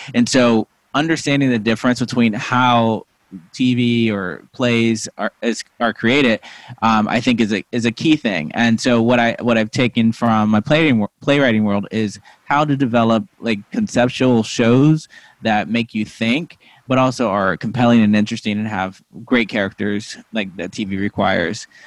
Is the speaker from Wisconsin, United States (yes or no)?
no; Missouri, United States; moved away as an adult; also born or lived in Lincoln, Nebraska / New Hampshire; I was born in like you know, Lincoln, Nebraska, but I was raised mostly in Missouri